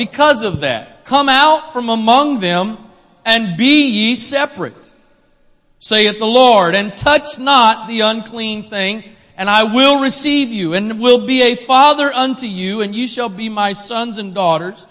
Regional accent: Maryland, United States; I'm from here. Maryland. I was born

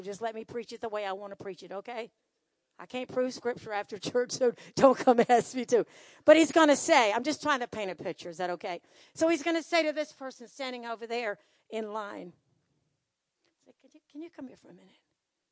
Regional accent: United States; I'm full-blooded American

